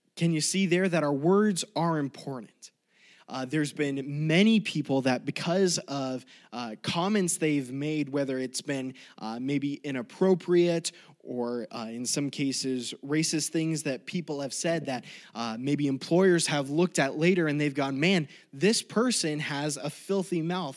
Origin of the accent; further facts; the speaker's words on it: Colorado, United States; moved away as an adult; also born or lived in California; growing up in Colorado